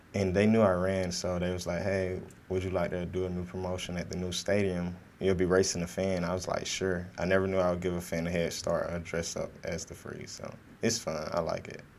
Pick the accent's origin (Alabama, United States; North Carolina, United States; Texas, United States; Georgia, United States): Georgia, United States; Fort Valley; I'm from Fort Valley, Georgia, um, south of Atlanta, near Macon, Georgia, 15 minutes from Macon, Georgia, small, small town